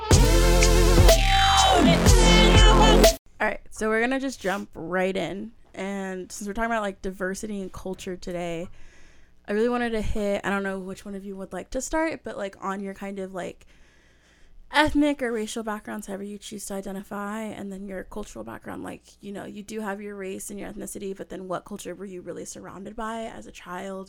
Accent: Southern California, United States; my dad's from the South, but we live in Southern California

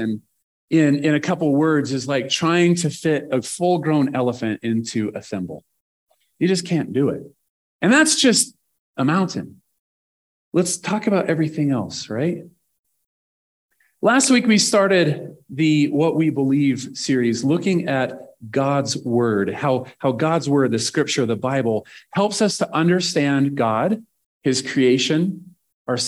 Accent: Nebraska, United States; I'm from Nebraska.

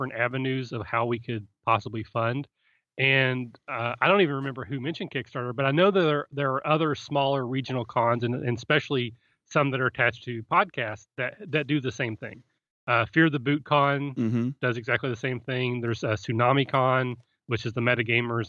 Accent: Kentucky, United States; also born or lived in Cleveland, Ohio; now in Cincinnati, United States; I'm from Kentucky originally

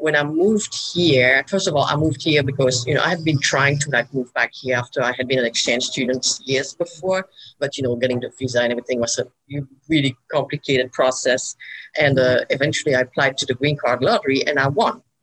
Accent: Belgium; moved away as an adult; now in Birmingham, United States; I'm from Belgium. I came here about 25 years ago

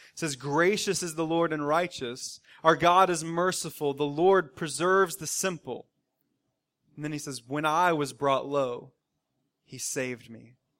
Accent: the South, United States; growing up in the South for me, and now all of us living in the South, living in the southeastern part of our country

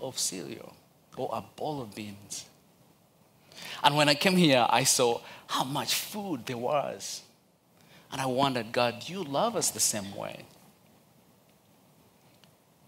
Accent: Uganda; English is a second language; now in Charlotte, United States; I'm originally from Uganda, but my dad is from Rwanda and my mom is from Uganda, but born and raised in Uganda

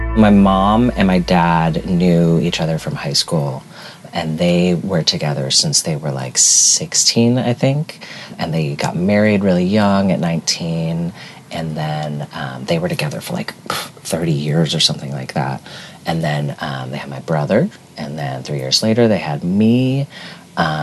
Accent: Tucson, Arizona, United States; also born or lived in Milwaukee, Wisconsin; when I was 10, we actually moved to Tucson, Arizona

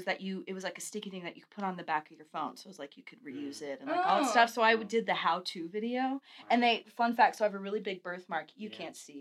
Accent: Texas, United States; also born or lived in California; I was born in California. I moved to Texas when I was little.

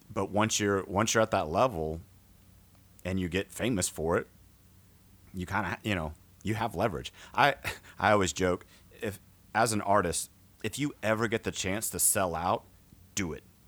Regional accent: outside of San Antonio, Texas, United States; I grew up outside of San Antonio

